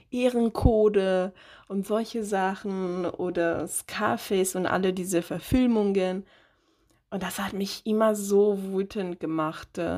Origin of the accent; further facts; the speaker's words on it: Italy; German is a second language; moved away as an adult; now in Germany; ich bin äh, in Italien auf, geboren und aufgewachsen und bin erst mit 21 nach Deutschland umgezogen.